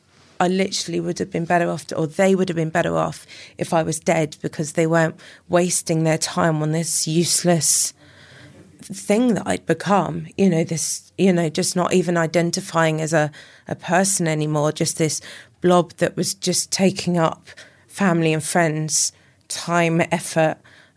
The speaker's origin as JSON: {"language": "English", "town": "Llanelli", "region": "Wales", "country": "United Kingdom", "tie": "born or raised there", "said": "Brought up in Llanelli."}